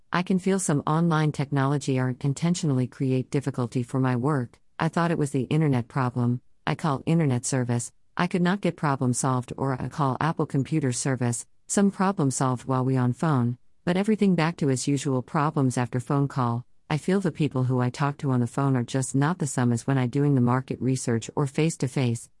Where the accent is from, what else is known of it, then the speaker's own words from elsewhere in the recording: China; English is a second language; moved away as an adult; also born or lived in Shanghai, China / Germany; now in Alexandria, Virginia, United States; I born in China